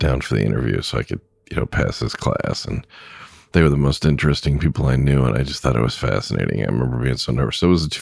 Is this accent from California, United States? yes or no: yes; Southern California, United States; also born or lived in Lakewood, California / Long Beach, California / Pasadena, California; now in Wisconsin, United States; I grew up in Southern California